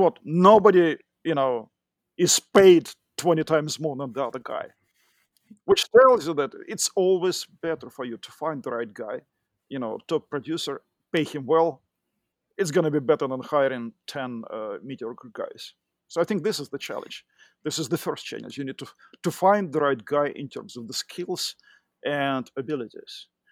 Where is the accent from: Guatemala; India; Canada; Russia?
Russia; accent: Russian; English is a second language; moved away as an adult; also born or lived in Moscow; now in United States; I'm originally from Russia. You can tell b-, by my accent